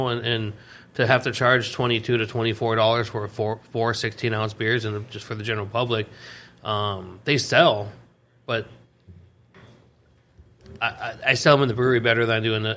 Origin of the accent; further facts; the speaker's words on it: Seattle, Washington, United States; moved away; I'm from Seattle